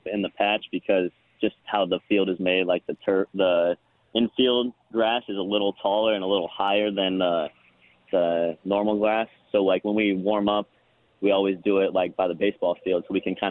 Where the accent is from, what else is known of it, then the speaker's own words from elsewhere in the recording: Indiana, United States; moved away as an adult; now in Memphis, United States; this is a very special place for me since it's my home state. I love coming back to Indiana